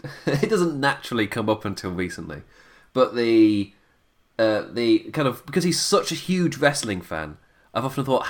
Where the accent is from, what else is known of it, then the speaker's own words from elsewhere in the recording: England, United Kingdom; I am an Englishman